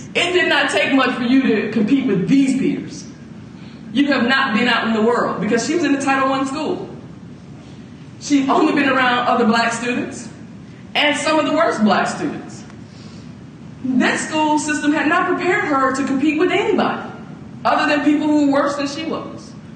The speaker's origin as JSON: {"language": "English", "town": "Atlanta", "region": "Georgia", "country": "United States", "tie": "born or raised there", "also_born_or_lived": "Chicago", "said": "as a black female growing up in the South"}